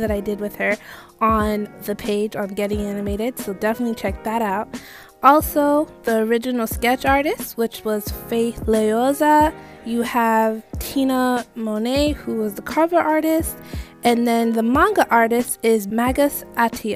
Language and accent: English; Jamaica; I'm not Nigerian, but I am Jamaican